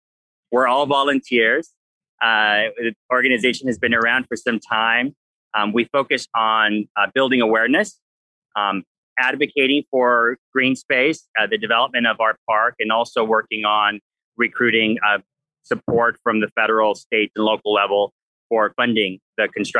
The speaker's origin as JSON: {"language": "English", "town": "Los Angeles", "region": "California", "country": "United States", "tie": "born or raised there", "said": "I'm from Los Angeles. I'm an Angeleno at heart, born and raised"}